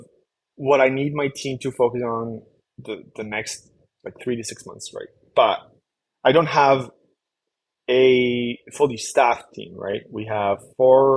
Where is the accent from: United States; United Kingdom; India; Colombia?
Colombia; I'm from Colombia